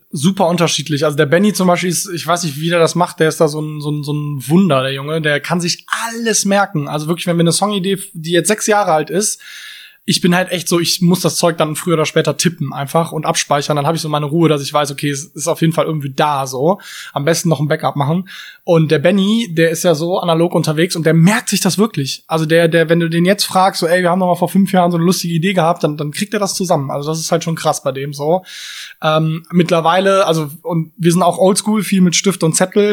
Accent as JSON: {"language": "German", "town": "Cologne", "region": "North Rhine-Westphalia", "country": "Germany", "tie": "born or raised there", "said": "ich bin ähm, in Löwenich groß geworden"}